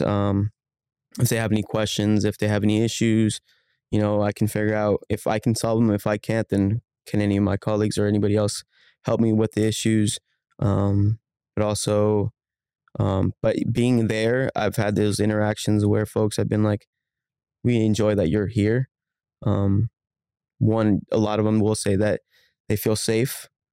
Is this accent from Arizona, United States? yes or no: yes; Phoenix, Arizona, United States; I grew up in Phoenix. I grew up in South Phoenix. Um, I'm born and raised in the valley, um, never moved